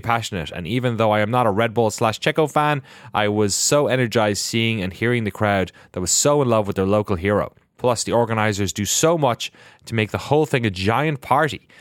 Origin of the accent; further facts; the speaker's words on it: Ireland; we're very spooky, mythical pe-, people as Irish